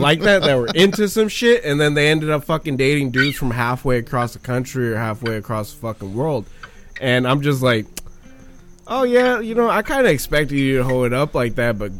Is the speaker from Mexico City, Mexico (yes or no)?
no; Michoacán, Mexico; moved away; I'm from Central Mexico. I'm from Michoacan.